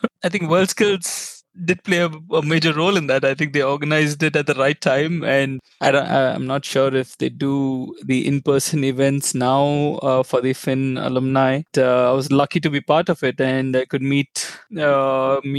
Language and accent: English; India; I grew up in India pretty much all over India because my dad was in a transferable job.